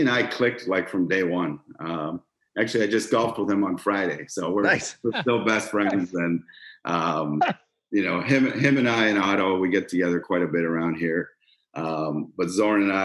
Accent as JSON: {"language": "English", "town": "Toronto", "region": "Ontario", "country": "Canada", "tie": "born or raised there", "moved": "as an adult", "lives_now": "Cleveland, United States", "said": "growing up in Toronto, you know, if you're a Canadian kid, you got to play hockey"}